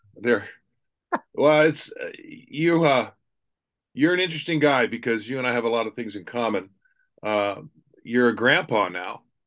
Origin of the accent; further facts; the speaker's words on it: Ravenna, Ohio, United States; I was born in Ravenna